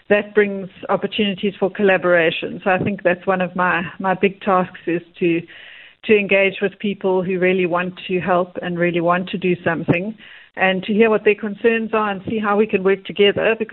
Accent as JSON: {"language": "English", "town": "Cape Town", "region": "Western Cape", "country": "South Africa", "tie": "born or raised there", "said": "Correct, yes."}